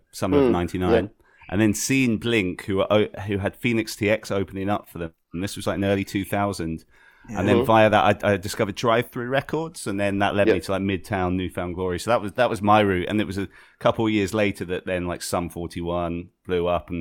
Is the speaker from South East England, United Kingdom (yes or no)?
yes; Brighton, South East England, United Kingdom; accent: broad southeast accent; now in London, United Kingdom; I'm from a place called Brighton on the southeast coast, and like Brighton accent's kind of like